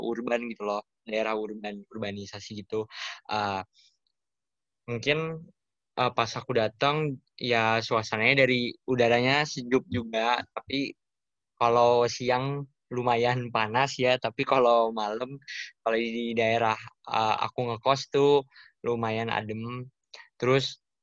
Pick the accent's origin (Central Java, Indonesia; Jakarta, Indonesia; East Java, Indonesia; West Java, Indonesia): Jakarta, Indonesia; moved away as an adult; now in Jatinangor, Indonesia; aku dari Jakarta